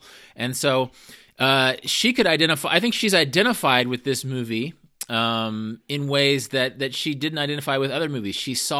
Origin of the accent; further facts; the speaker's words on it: Midwest, United States; as a Midwesterner myself, the idea that in the Midwest you don't have forests or mountains, but you have the stars, which are so beautiful and so vivid, and then you have these thunderstorms.